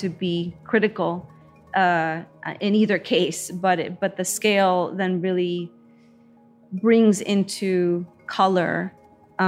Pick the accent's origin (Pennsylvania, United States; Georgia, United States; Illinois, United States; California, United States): Illinois, United States; Chicago; Growing up in Little Village, has its softness and its hardness